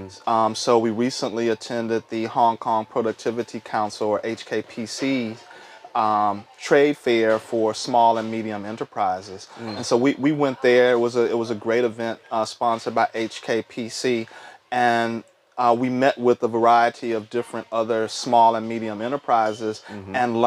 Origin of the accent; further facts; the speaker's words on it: Texas, United States; moved away; also born or lived in Indiana / Tennessee / Charlotte, North Carolina; I'm originally from Texas